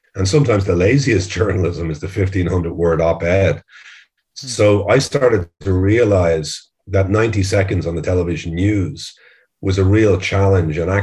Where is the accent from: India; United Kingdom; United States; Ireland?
Ireland; as most Irish kids are